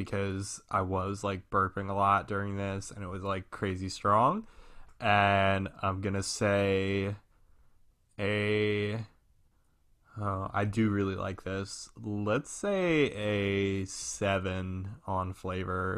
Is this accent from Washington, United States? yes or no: no; Long Island, New York, United States; I'm from Long Island